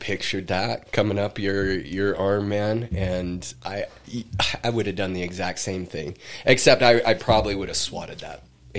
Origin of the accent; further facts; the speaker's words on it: Idaho, United States; I grew up in Idaho